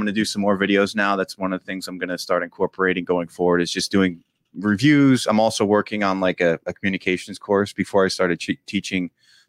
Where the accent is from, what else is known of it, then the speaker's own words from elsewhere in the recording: Edison, New Jersey, United States; finished an active shooter training video for Middlesex County College in New Jersey, in Edison, actually, my hometown.